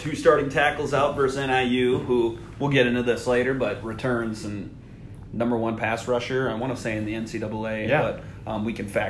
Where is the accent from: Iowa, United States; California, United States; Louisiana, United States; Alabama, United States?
Iowa, United States; Cedar Rapids; Grew up right around the Cedar Rapids area, currently reside in North Liberty